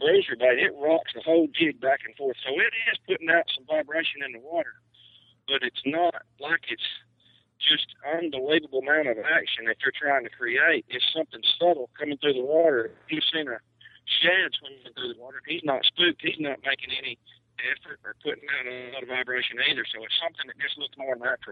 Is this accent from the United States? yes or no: yes; Alabama, United States; growing up in Alabama